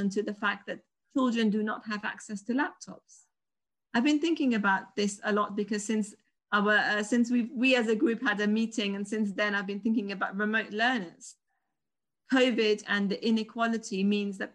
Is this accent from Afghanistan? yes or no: yes; Afghanistan; moved away; I'm originally from Afghanistan.